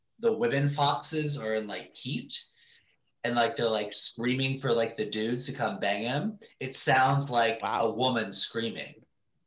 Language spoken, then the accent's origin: English; Ohio, United States; now in Montclair, United States; I grew up in Ohio